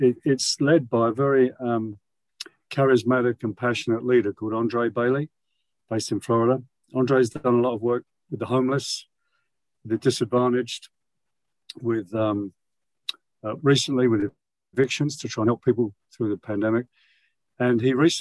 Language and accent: English; London, United Kingdom; moved away as an adult; now in United States; I grew up in London, as you could probably tell from my accent. I've lived in the US nearly 40 years.